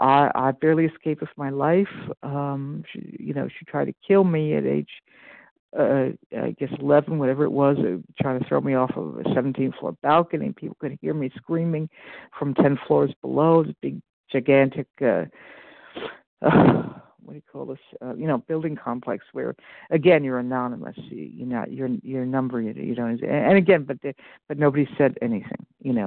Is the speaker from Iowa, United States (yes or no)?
yes; Iowa, United States; from Iowa. I am in Central Time.